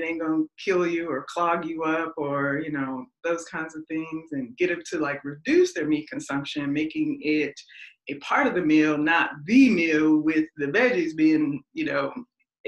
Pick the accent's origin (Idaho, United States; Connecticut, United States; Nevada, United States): Nevada, United States; Las Vegas; I'm from Vegas.